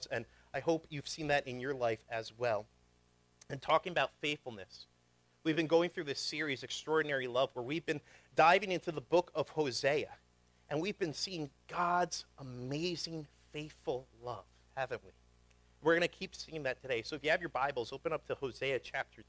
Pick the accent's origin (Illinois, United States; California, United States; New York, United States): New York, United States; moved away as an adult; also born or lived in Syracuse, New York; now in Pennsylvania, United States; I grew up in New York